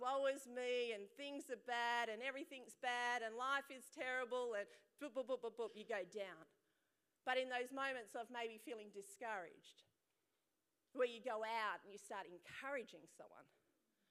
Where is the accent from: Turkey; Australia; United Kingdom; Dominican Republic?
Australia; Perth, Western Australia; I was born here in Perth, some of the siblings in India